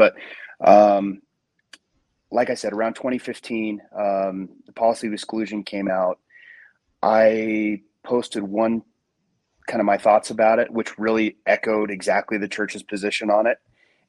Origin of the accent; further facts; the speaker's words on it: Salt Lake City, Utah, United States; I was raised in Salt Lake. I went on a mission to Italy.